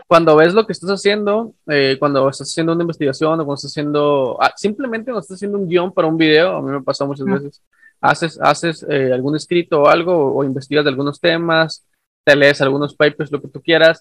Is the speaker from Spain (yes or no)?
no; northern Mexico, Mexico; yo soy de México del Norte, ah, y acá somos, eh, somos, me incluyo porque soy parte, ¿no? del, del, del, del, México norteño